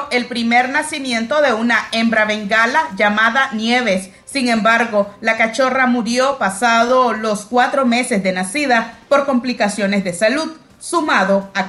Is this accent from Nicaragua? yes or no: yes; Nicaragua; pues como ciudadano nicaragüense estamos en el deber ciudadano de votar